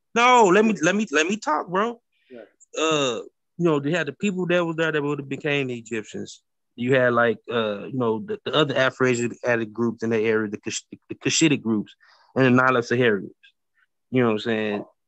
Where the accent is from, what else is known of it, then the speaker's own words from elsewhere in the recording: St. Louis, Missouri, United States; I'm from St. Louis. I'm, from St. Louis, Missouri, bro. I live on the like I, grew up on the Mississippi River